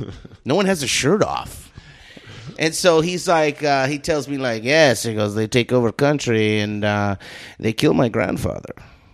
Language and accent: English; Bakersfield, California, United States; moved away; godless, from Bakersfield.